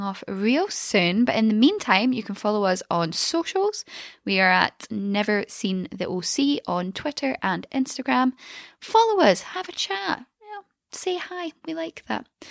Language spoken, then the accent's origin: English; Glasgow, Scotland, United Kingdom; I am from Glasgow, and at the age of 14 to 16, I was probably out drinking